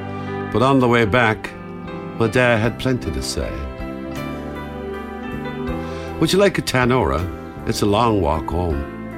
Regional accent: Cork, Munster, Ireland; Growing up in Ireland, in Cork, and as a young lad, I went down the park to see a match with my dad.

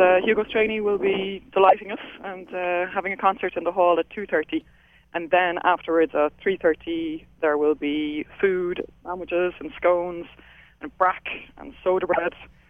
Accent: Dublin, Leinster, Ireland; moved away as an adult; now in Toronto, Canada; I'm from Dublin, and I came over to Toronto

